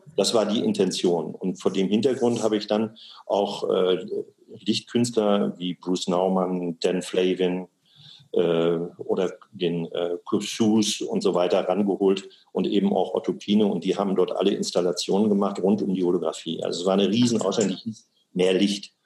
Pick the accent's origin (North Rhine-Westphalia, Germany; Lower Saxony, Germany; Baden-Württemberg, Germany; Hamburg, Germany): Lower Saxony, Germany; Osnabrück; moved away as an adult; also born or lived in Ruhr area / Karlsruhe; Ich bin geboren in Osnabrück